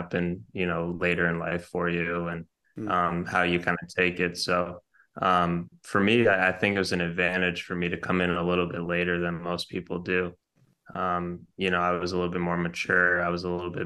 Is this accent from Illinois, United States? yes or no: no; Boston, Massachusetts, United States; growing up in Boston, you know, East Coast kind of vibe